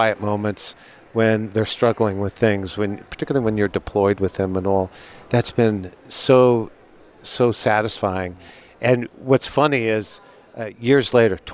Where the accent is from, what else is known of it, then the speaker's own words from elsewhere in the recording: Seattle, Washington, United States; I grew up in Seattle, Navy town